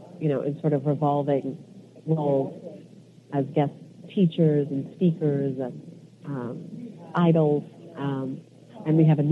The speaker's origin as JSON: {"language": "English", "area": "Silicon Valley", "region": "Northern California", "country": "United States", "tie": "born or raised there", "said": "I'm from Northern California. I'm born in the Silicon Valley."}